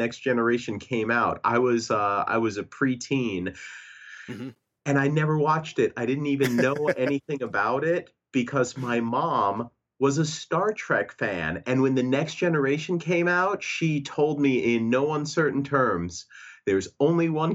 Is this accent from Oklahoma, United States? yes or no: no; New York City, New York, United States; I grew up in New York City